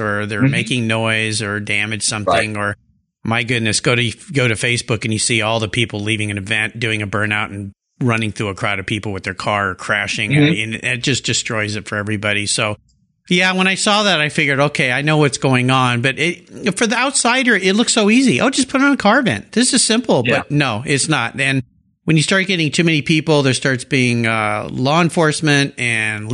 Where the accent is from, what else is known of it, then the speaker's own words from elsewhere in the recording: La Jolla, California, United States; I had a detailing business growing up in La Jolla